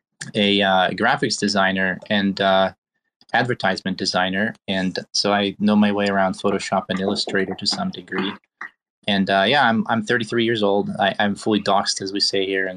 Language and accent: English; Belarus; also born or lived in Pittsburgh, Pennsylvania, United States; now in United States; I'm originally from Belarus, so I came to the United States in 2001